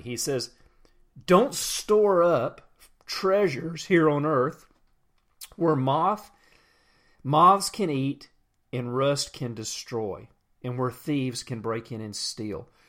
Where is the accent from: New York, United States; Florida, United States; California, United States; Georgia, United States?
Georgia, United States; Atlanta; I'm from Atlanta. We have horrible traffic